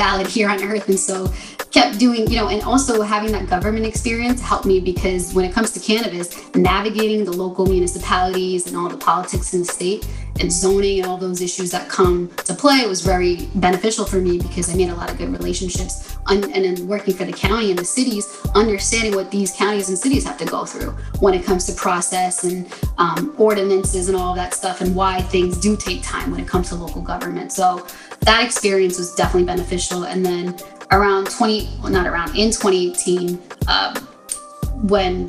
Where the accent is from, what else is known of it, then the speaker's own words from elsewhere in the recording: New Jersey, United States; also born or lived in Newark, New Jersey; Born and raised in New Jersey